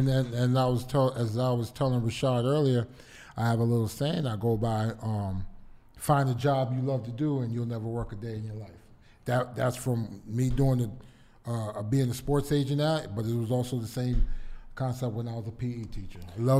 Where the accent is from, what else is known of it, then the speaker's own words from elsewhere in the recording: United States; born there; I was born in the States, but the whole family, everybody